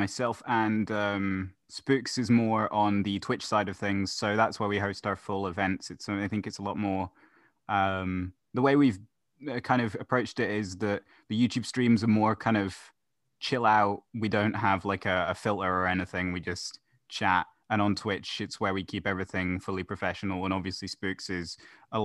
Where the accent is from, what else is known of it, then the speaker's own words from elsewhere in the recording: Scotland, United Kingdom; I am 17. I am from Scotland